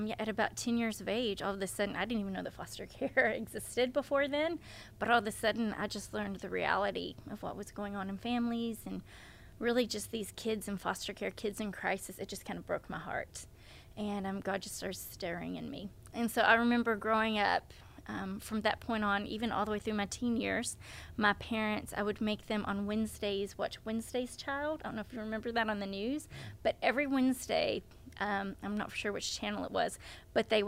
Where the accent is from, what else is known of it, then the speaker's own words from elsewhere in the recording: Melbourne, Arkansas, United States; I live in Central Arkansas, but I grew up in North Central Arkansas in a tiny little town called Melbourne.